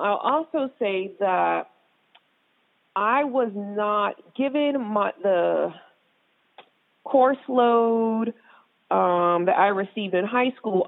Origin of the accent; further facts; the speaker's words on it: Norfolk, Virginia, United States; I'm from Virginia, Hampton Roads area, Norfolk